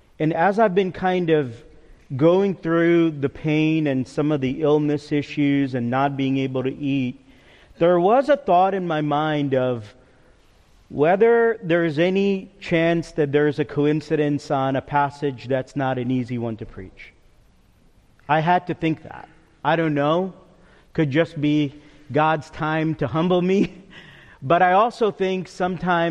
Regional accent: New York, United States; moved away; also born or lived in Cedarville College; I can go as a New Yorker a mile a minute

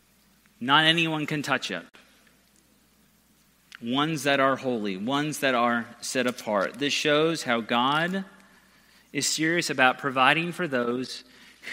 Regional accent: Georgia, United States; also born or lived in San Diego, California; I grew up in San Diego the first 8 years of my life, and my parents were used to ministers who would wear flip-flops and Hawaiian shirts. Then we moved to Georgia

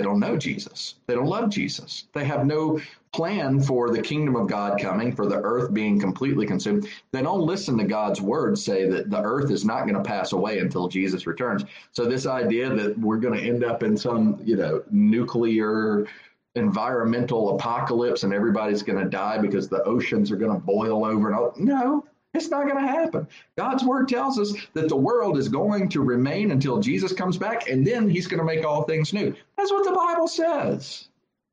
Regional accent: United States; I'm an American

